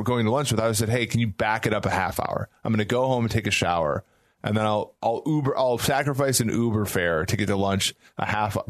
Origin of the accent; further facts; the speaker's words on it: Minnesota, United States; growing up in Minnesota